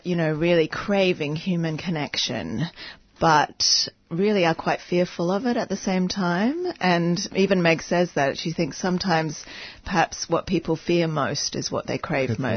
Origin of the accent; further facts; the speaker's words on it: Hong Kong; I grew up in Hong Kong